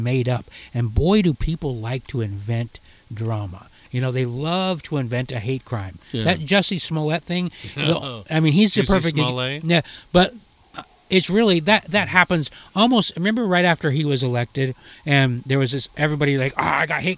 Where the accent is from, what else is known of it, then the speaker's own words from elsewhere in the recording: Utah, United States; also born or lived in Calgary, Canada; Born in Calgary, yeah. But we grew up in Utah.